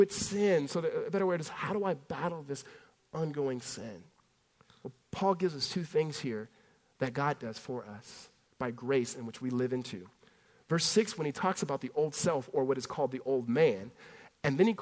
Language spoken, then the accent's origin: English; California, United States; growing up in California